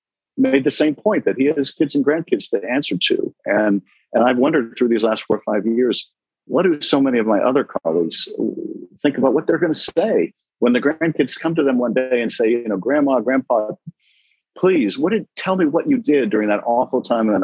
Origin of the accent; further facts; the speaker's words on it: Los Angeles, California, United States; I'm from Los Angeles. I'm a lawyer.